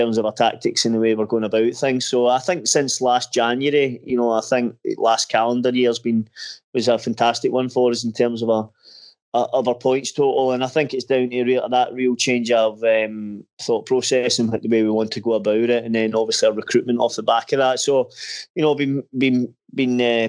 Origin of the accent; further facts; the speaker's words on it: Erskine, Scotland, United Kingdom; also born or lived in Glasgow; I was actually brought up kind of probably somewhere in between, to be honest, a town called Erskine.